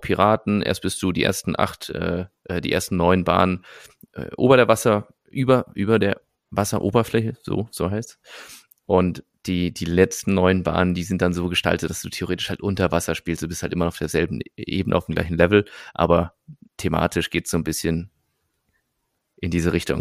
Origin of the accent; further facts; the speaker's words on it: Nettetal, North Rhine-Westphalia, Germany; moved away; ich komme ja aus der Nähe von Fenlo, also aber noch deutsche Seite